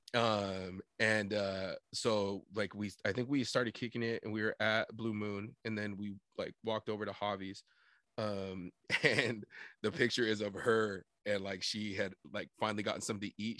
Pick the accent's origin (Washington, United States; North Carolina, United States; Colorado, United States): Washington, United States; Sunnyside; how proud we are to be from Sunnyside